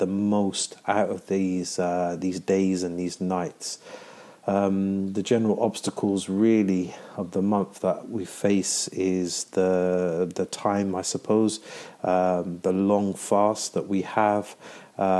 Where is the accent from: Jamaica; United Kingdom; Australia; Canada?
United Kingdom; London; I am from London.